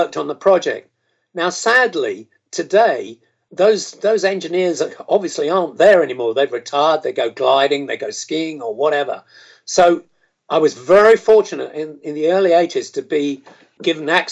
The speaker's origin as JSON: {"language": "English", "country": "United Kingdom", "said": "as a Brit"}